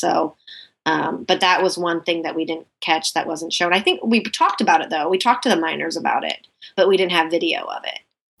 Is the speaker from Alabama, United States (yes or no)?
no; Oregon, United States; My mom, even actually, when she was visiting me in Sumter, cause I'm from Oregon, she was visiting me in Sumter while we were shooting